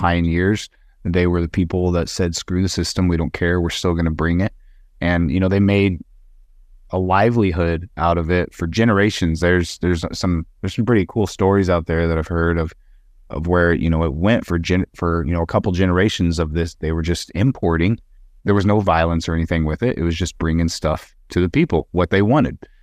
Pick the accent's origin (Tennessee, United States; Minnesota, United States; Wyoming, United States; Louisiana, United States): Wyoming, United States; being back in Wyoming, my home state